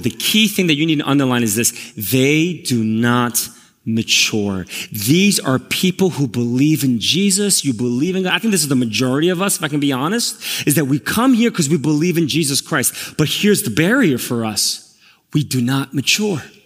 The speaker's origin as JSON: {"language": "English", "town": "New York City", "region": "New York", "country": "United States", "tie": "born or raised there", "also_born_or_lived": "Korea", "moved": "yes", "lives_now": "New Jersey, United States", "said": "I'm actually from Elmhurst. I grew up here when I immigrated from Korea."}